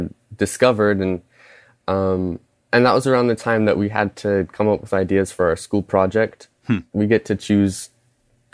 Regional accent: Lawrence, Kansas, United States; from Lawrence, Kansas.

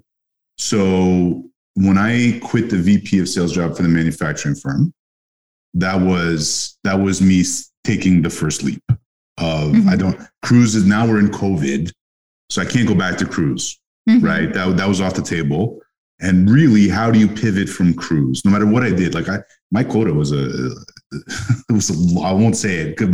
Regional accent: Montreal, Quebec, Canada; I grew up in Montreal, which is a city of immigrants

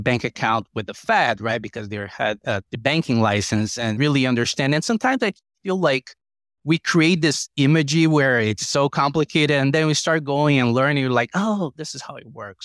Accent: Brazil; moved away as an adult; now in United States; Brazil, where it was my home country

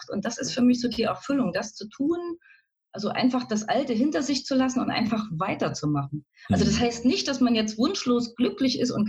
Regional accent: East Germany, Germany; Also ich wohne am schönen Rand von Leipzig, vom schönen Leipzig, bin tatsächlich im Osten auch groß geworden, aufgewachsen, also so ein richtiges Ostkind.

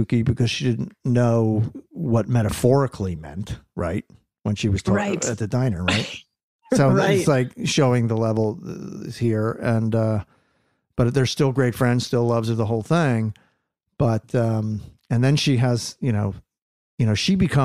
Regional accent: Philadelphia, Pennsylvania, United States; That's my hometown.

